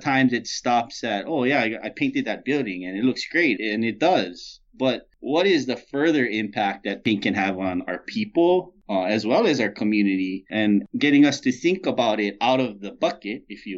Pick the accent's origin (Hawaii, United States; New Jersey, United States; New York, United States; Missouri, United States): Hawaii, United States; moved away; I'm from Hawaii, so, you know, we're pretty easygoing